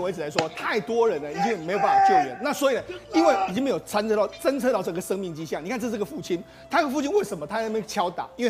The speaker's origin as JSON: {"language": "Chinese", "country": "Taiwan", "said": "那当然更让我们台湾人感动的是，"}